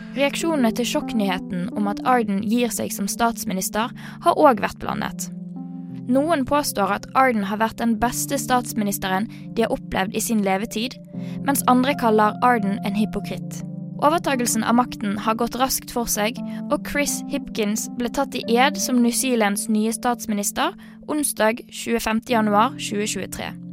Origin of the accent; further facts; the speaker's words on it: Bergen, Vestland, Norway; Jeg vokste opp i Bergen.